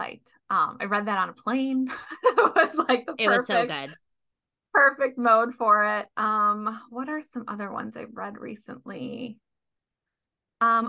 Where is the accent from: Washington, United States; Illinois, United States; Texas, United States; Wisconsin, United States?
Illinois, United States; Chicago; also born or lived in Minnesota / Los Angeles; now in California, United States; I'm from Chicago. I went to college in Minnesota.